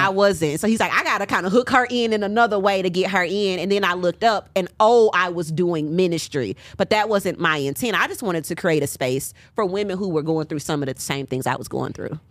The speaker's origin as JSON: {"language": "English", "town": "Nashville", "region": "Tennessee", "country": "United States", "also_born_or_lived": "Huntsville, Alabama", "moved": "as an adult", "lives_now": "Atlanta, United States", "said": "I'm from Nashville"}